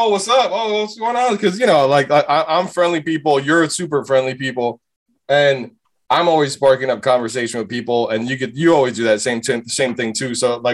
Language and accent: English; Hialeah, Florida, United States; also born or lived in Atlanta; now in Miami, United States; I grew up in Hialeah